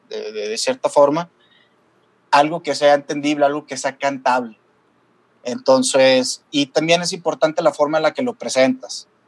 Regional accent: Torreón, Coahuila, Mexico; moved away as an adult; now in Guadalajara, Mexico; me tomó desde los 23 años, que yo me salí de la ciudad de Torreón para llegar a Guadalajara

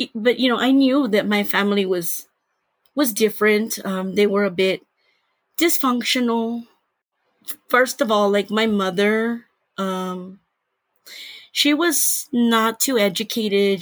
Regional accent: San Antonio, Texas, United States; I grew up in Texas.

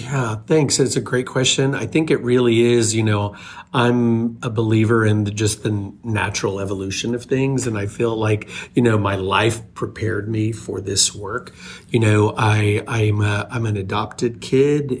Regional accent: small town Oklahoma, United States; moved away as an adult; also born or lived in Chicago; finding my way from small town Oklahoma to Chicago after college

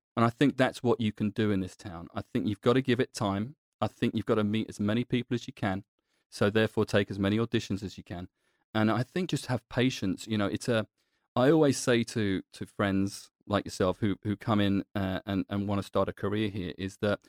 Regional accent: London, United Kingdom; I'm born and bred in London, so anytime I can go back to London, I'm there in a heartbeat.

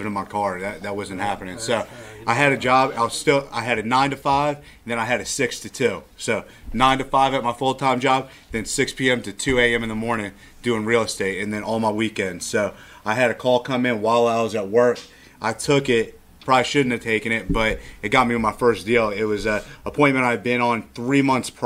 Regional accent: D.C., Virginia, United States; moved away as an adult; now in Austin, United States; I grew up in right outside of Washington, D.C.

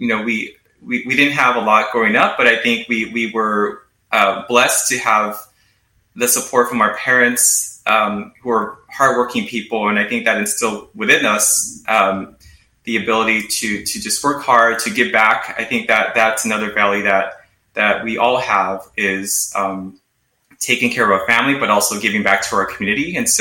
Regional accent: Los Angeles, California, United States; my personal experience growing up in Los Angeles

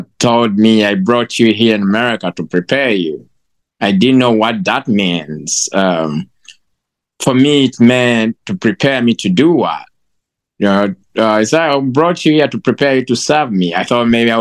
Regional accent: Uganda; moved away as an adult; now in United States; So I'm from Uganda. I was born and raised in Uganda. I moved to the United States

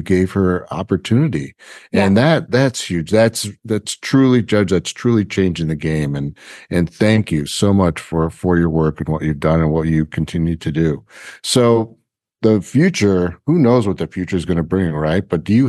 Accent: Chicago, Illinois, United States; Oh, yeah. I'm from Chicago, by the way.

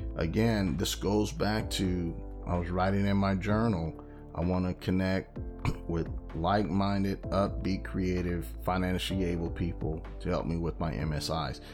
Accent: California, United States; I'm from California

